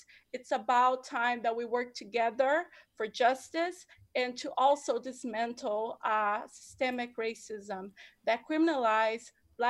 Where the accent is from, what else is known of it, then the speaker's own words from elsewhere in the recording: San Francisco, California, United States; I myself, I grew up in San Francisco. I'm an American in every way except status.